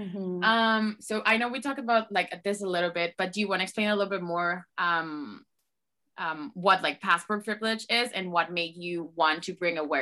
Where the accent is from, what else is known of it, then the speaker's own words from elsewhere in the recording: Venezuela; English is a second language; moved away; I'm originally from Venezuela